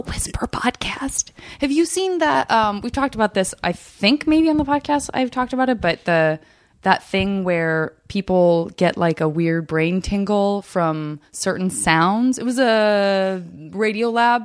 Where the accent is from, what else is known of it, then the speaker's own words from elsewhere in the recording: Arizona, United States; I'm from Arizona